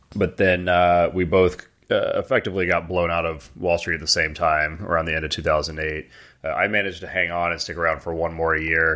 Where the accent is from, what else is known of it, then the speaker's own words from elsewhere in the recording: Atlanta, Georgia, United States; moved away as an adult; We grew up in Atlanta